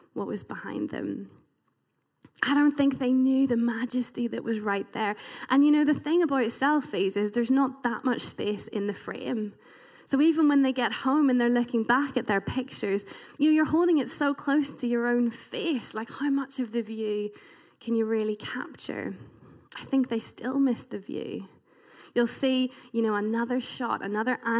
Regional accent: United Kingdom; being British

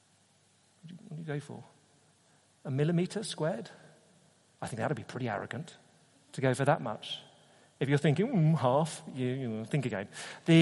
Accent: United Kingdom; as a Brit, all right, a Brit going to Australia

